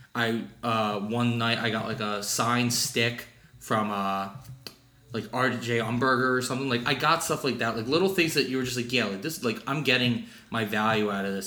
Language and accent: English; Philadelphia, Pennsylvania, United States; I'm from Philly